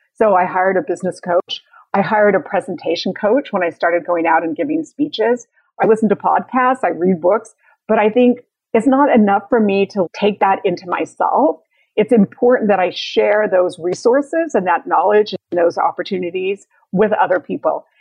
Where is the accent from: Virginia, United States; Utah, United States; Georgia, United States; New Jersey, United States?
Utah, United States; moved away; I'm originally from Utah